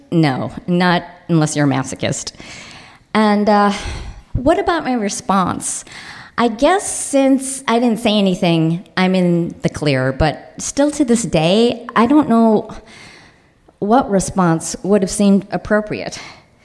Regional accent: Highland Park, Illinois, United States; I grew up in Highland Park, Illinois, an all-Jewish suburb.

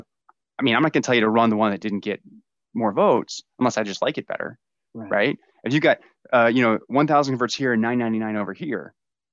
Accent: Tampa, Florida, United States; I grew up in Tampa, Florida

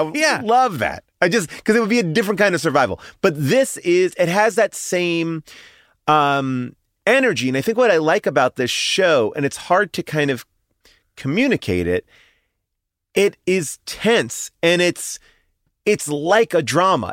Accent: Long Island, New York, United States; I grew up in Long Island, but I lived in New York

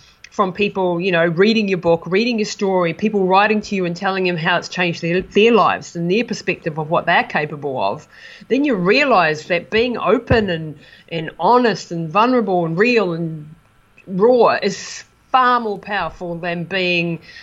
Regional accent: New Zealand; moved away as an adult; It was an amazing experience for me to be supported by my hometown after being away for so long

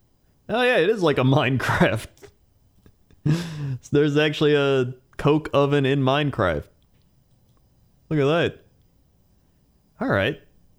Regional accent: United States; I'm an American

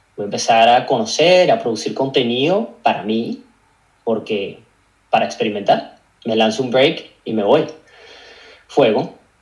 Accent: Caracas, Capital District, Venezuela; moved away as an adult; also born or lived in Australia; now in London, United Kingdom; nací en Caracas, Venezuela, como me imagino que muchos de los invitados que tienes aquí en el podcast. Me crié hasta mis 21 años, estuve viviendo en, Caracas, Venezuela

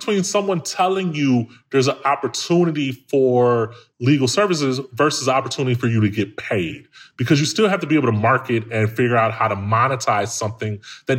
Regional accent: Chicago, Illinois, United States; Dude, I'm from Chicago, man, like from the hood.

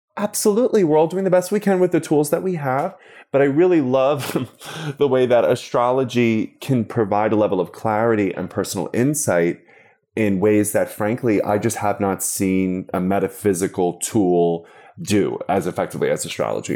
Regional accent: Long Island, New York, United States; I'm from Long Island, nowhere else

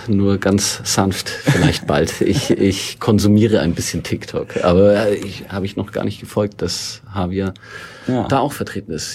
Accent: Northern Bavaria, Germany; da, wo ich aufgewachsen bin, in Nordbayern

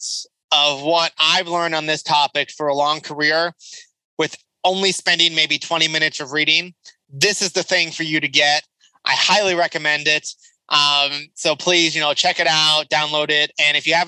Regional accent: Southern California, United States; I grew up around lots of immigrants in Southern California

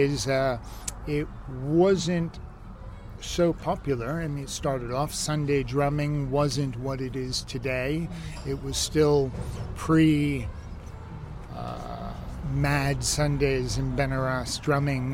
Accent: New York, United States; moved away as an adult; now in Ibiza, Spain; Originally from New York, and left in my early 20s

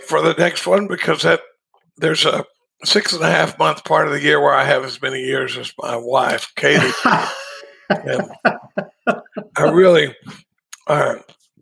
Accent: Dallas, Texas, United States; now in Austin, United States; I grew up in Dallas

